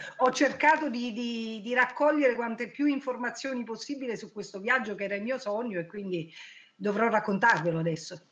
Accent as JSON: {"language": "Italian", "area": "Cilento", "region": "Campania", "country": "Italy"}